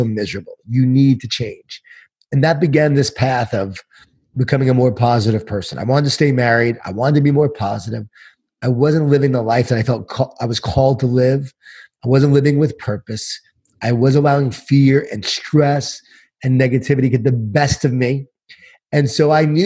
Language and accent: English; Long Island, New York, United States; born or raised there